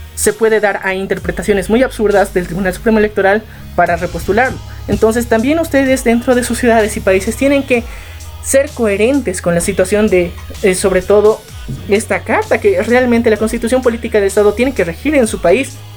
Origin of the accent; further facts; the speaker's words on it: Bolivia; nosotros como ciudadanos bolivianos